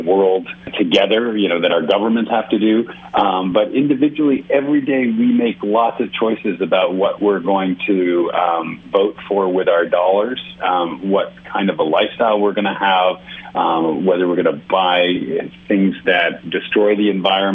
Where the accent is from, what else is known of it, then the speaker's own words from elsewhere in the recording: New York City, New York, United States; now in California, United States; I grew up in New York City. So I am born and raised New Yorker.